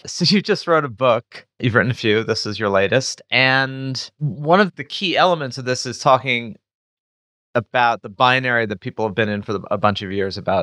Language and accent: English; United States; I was born in the United States